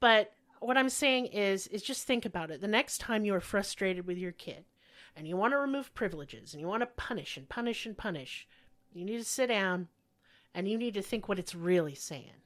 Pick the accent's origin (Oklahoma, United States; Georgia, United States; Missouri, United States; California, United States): Oklahoma, United States; Owasso; also born or lived in Broken Arrow, Oklahoma / Tulsa, Oklahoma; I was actually raised in Owasso, Oklahoma, before my family moved to Broken Arrow, Oklahoma, and then to Tulsa. And so that is my hometown.